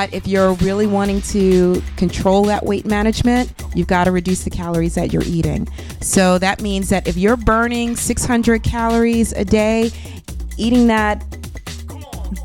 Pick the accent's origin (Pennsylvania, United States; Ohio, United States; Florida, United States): Pennsylvania, United States; Philadelphia; now in Chicago, United States